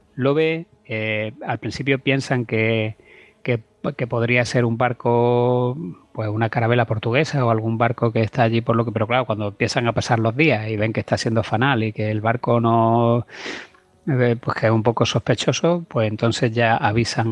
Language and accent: Spanish; Cuevas de San Marcos, Andalusia, Spain; Lucena está a 15 kilómetros de mi pueblo, que es Cuevas de San Marcos, que es provincia de Málaga